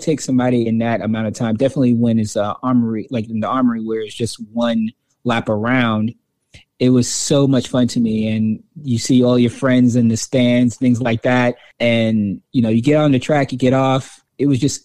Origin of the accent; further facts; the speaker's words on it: New York City, New York, United States; I'm originally from Brooklyn, New York